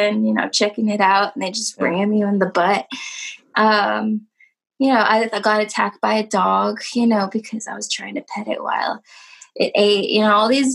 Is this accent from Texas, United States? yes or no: yes; Dallas, Texas, United States; moved away as an adult; also born or lived in Mexico; now in New Jersey, United States; I was born in Dallas, raised in like the suburbs area.